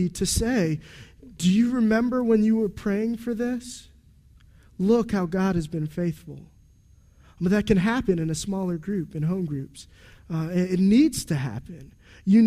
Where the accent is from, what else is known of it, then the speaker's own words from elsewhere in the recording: United States; I'm an American man